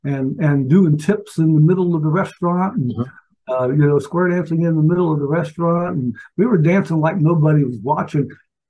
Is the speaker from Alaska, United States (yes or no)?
yes; Alaska, United States; born there; also born or lived in Valdosta, Georgia; I was born in Alaska. Went to 12 different schools in my 12 years of primary education, and did a lot of moving around and whatnot, but ended up at Moody Air Force Base in Valdosta for my last 3 years